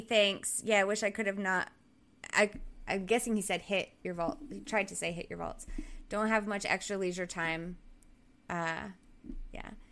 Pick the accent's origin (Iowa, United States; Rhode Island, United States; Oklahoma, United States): Rhode Island, United States; southern; moved away; where I grew up in Rhode Island, the southern part of Rhode Island